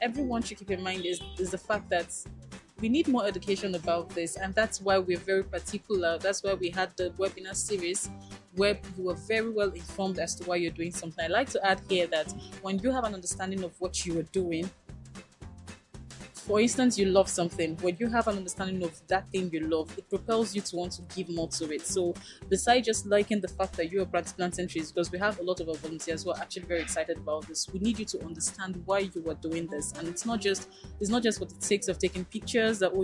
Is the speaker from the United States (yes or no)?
no; Nigeria; an informed Nigerian